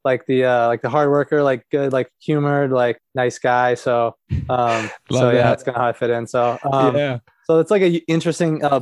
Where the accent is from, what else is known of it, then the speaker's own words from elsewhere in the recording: Chelsea, Michigan, United States; I was born and raised in Chelsea until we moved to like a slightly different town later in high school